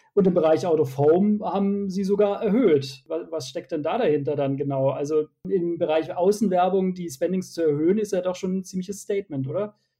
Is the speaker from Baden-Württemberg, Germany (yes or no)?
yes; Sindelfingen, Baden-Württemberg, Germany; Ich komme aus Sindelfingen. Das liegt etwa 20 Kilometer südwestlich von Stuttgart.